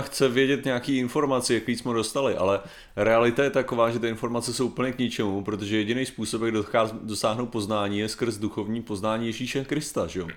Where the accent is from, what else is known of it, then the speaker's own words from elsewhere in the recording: Czechia; já jsem normálně Čech